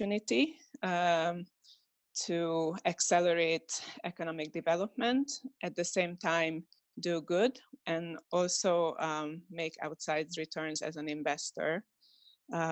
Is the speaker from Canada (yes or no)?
no; Hungary; I'm from Hungary. So I grew up in an emerging market.